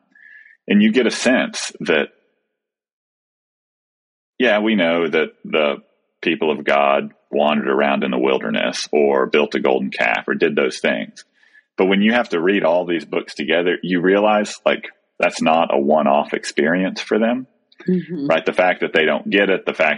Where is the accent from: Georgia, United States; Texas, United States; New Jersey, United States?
Texas, United States; moved away; we moved to a new place that's my hometown, but my boys have never lived here